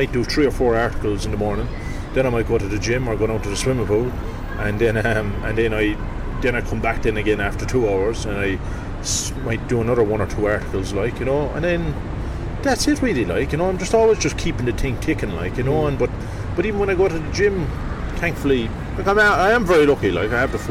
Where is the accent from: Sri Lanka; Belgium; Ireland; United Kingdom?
Ireland; Youghal, Munster; I'm from Youghal, and we got a local radio station, Community Radio Youghal